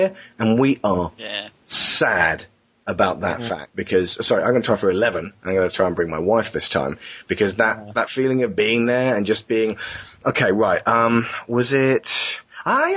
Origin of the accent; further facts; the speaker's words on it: England, United Kingdom; we come from England, where everyone pushes